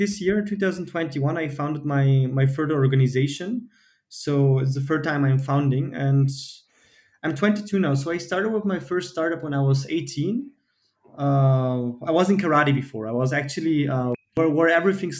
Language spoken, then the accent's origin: English; Vienna, Austria; I'm Bulgarian, born and raised in Vienna, but I've been to Bulgaria every summer